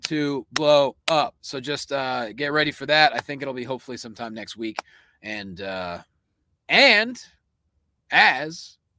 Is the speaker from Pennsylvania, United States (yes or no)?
yes; Pennsylvania, United States; I'm from Pennsylvania.